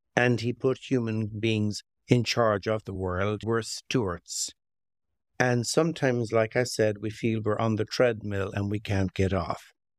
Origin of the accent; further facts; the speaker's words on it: Limerick, Munster, Ireland; also born or lived in County Clare; now in Long Valley, United States; I'm, I'm Irish American, so I spent most of my childhood in Ireland. And, uh, it began in Ireland, in a little city called Limerick